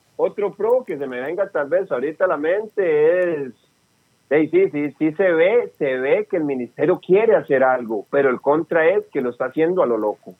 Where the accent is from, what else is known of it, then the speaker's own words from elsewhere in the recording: Costa Rica; A mí mi tata y mi mamá me parieron tico, así que defiendo mi tierra tica